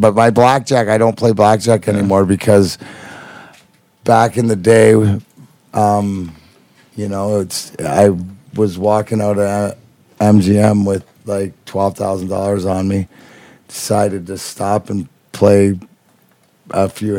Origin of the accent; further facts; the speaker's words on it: Canada; being Canadian, because you know I am the weed ambassador of Canada.